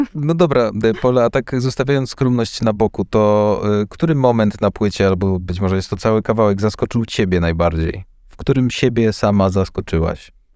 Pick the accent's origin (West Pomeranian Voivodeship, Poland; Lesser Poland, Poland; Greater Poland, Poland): Lesser Poland, Poland; Kraków; jestem z Krakowa